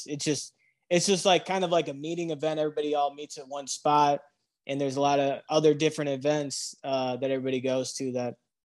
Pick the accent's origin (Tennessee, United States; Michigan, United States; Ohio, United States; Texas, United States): Michigan, United States; No. I'm from Southwest Michigan, and okay.